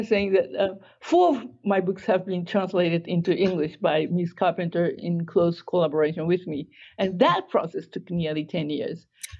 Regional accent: United States; because it's about my bilingual experience of growing up in the States.

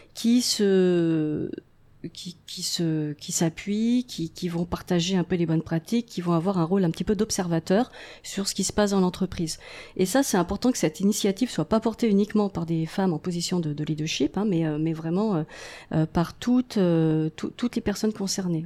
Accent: France; moved away as an adult; also born or lived in Paris; now in Montreal, Canada; je suis française d'origine

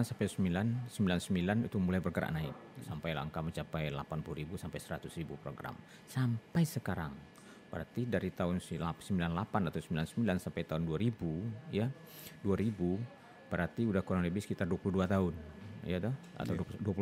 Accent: Bukittinggi, West Sumatra, Indonesia; pernah di Lampung, pernah di Pulau Bangka, pernah di Jambi, pernah di kampung halaman saya sendiri Bukit Tinggi, pernah ke Bungkulu, ke Lubuk Linggau, ke Curug.

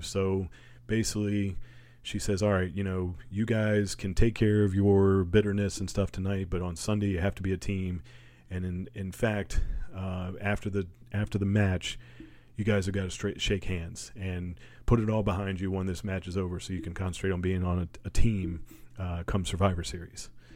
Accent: Virginia, United States; I'm from Virginia

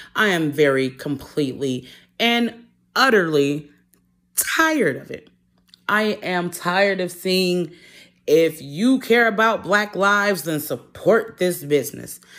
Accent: Detroit, Michigan, United States; moved away; I'm originally from Detroit

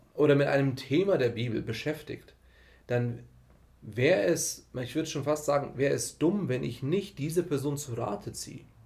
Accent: Germany; so hochqualifizierte Deutsche, wir sind aus dem Westen

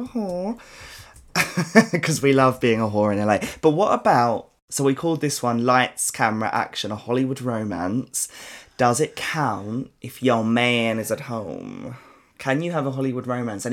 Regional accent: London, United Kingdom; accent: South London; I'm from South London and it's not a nice accent. It's really harsh

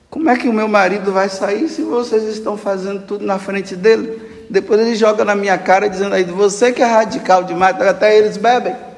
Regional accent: Brazil; Eu sou brasileiro.

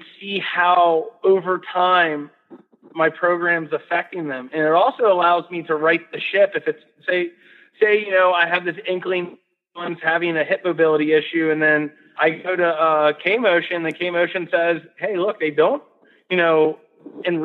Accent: Gaithersburg, Maryland, United States; I come from Gaithersburg, Maryland, which is a pretty busy suburb just outside D.C.

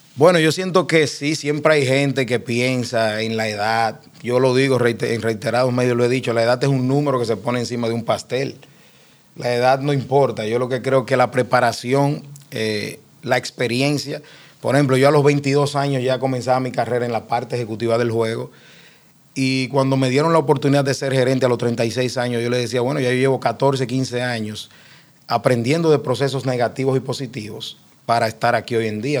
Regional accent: Cibao, Dominican Republic; yo soy cibaeño de pura cepa

